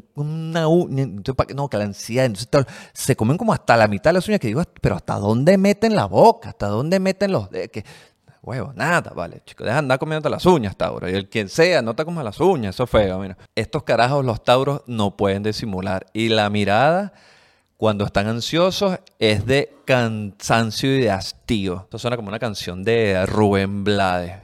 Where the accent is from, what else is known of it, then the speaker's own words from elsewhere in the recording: Caracas, Capital District, Venezuela; no sé si venezolana, pero más que todo como caraqueña